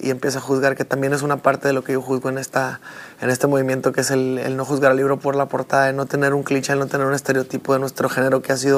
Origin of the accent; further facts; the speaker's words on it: Mexico; todos somos mexicanos